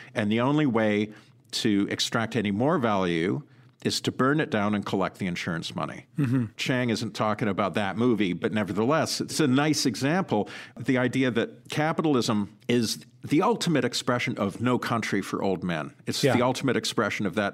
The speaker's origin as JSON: {"language": "English", "town": "Sudbury", "region": "Ontario", "country": "Canada", "tie": "born or raised there", "moved": "yes", "lives_now": "United States", "said": "I grew up in Sudbury, Ontario. It's a mining city"}